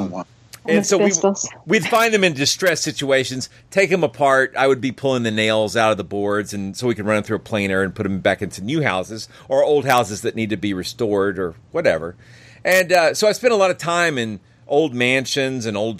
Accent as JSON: {"language": "English", "town": "Cartersville", "region": "Georgia", "country": "United States", "tie": "born or raised there", "said": "my hometown of Cartersville, Georgia"}